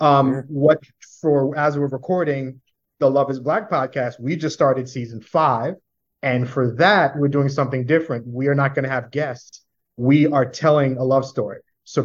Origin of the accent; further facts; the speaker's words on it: New York City, New York, United States; I am born and bred. I am a New Yorker through and through.